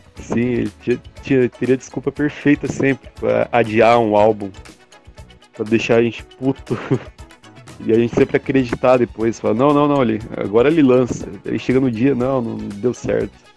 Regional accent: Brazil; sendo brasileiro

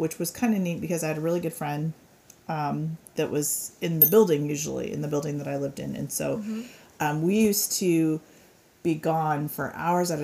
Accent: Denver, Colorado, United States; I grew up in Denver

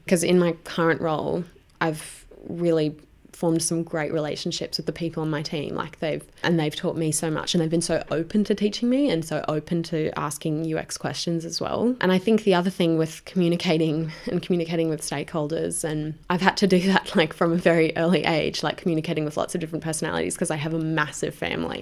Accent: Brisbane, Queensland, Australia; moved away as an adult; now in Sydney, Australia; I'm originally from Brisbane. I moved down to Sydney

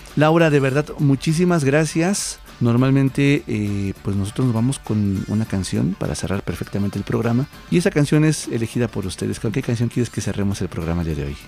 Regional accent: Mexico; nosotros mismos como mexicanos

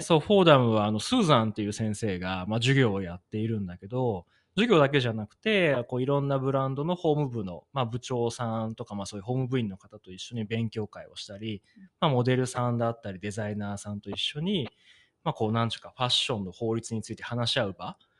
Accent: Nagano, Japan; 長野出身

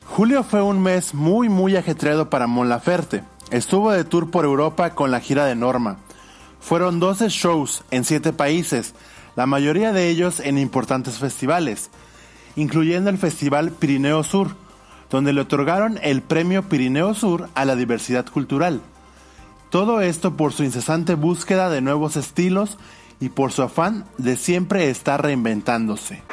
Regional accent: Chile; moved away as an adult; now in Mexico City, Mexico; Soy eh, migrante, soy nacida en Chile, y vivo hace 12 años en la Ciudad de México

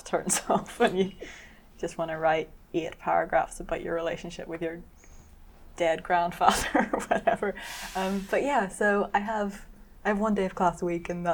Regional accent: Belfast, Northern Ireland, United Kingdom; now in London, United Kingdom; I'm originally from Belfast in Northern Ireland.

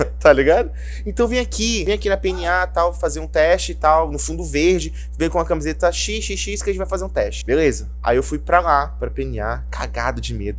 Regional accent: Rondônia, Brazil; Eu nasci aqui, cresci aqui

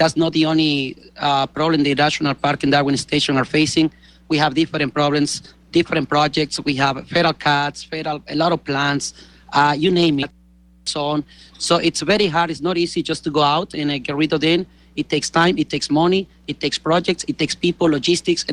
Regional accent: Galápagos Islands, Ecuador; I grew up in Galapagos. I was born here on the islands

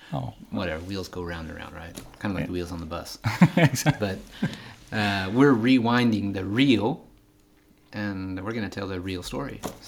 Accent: Scotland, United Kingdom; We're from the Highlands.

